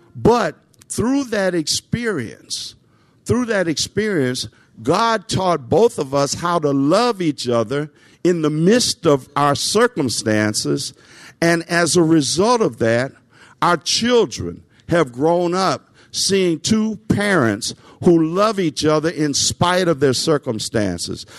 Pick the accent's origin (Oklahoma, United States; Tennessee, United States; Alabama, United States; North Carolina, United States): Tennessee, United States; Nashville; I grew up in Nashville.